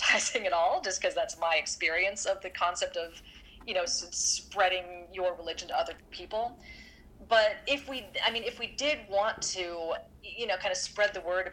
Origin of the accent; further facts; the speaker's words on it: Orange County, California, United States; moved away as an adult; I grew up in Orange County, California, which has a huge, huge evangelical population. And that was kind of what I was immersed in for the first 18 years of my life